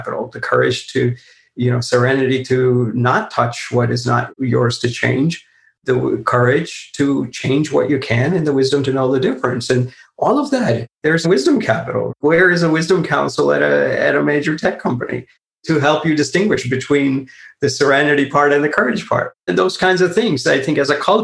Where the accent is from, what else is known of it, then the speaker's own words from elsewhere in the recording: Silicon Valley, California, United States; I live in the Silicon Valley, you know, I grew up in the Silicon Valley